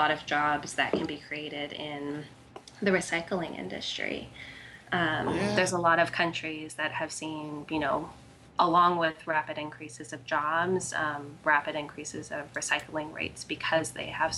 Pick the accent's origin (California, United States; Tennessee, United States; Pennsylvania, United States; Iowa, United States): California, United States; Santa Cruz; moved away; I'm actually originally from California, Santa Cruz, California, and I worked on a whale watching sailboat out of Santa Cruz.